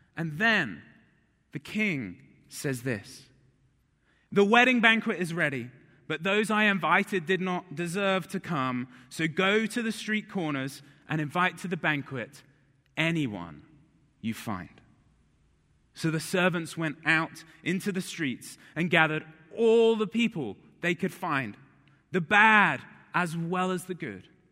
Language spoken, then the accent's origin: English; High Wycombe, South East England, United Kingdom; moved away; I grew up in England